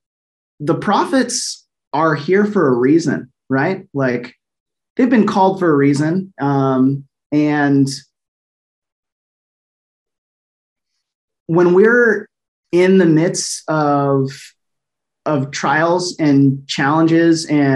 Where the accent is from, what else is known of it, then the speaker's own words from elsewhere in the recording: Texas, United States; moved away; also born or lived in Jackson County, Missouri; I grew up in Texas.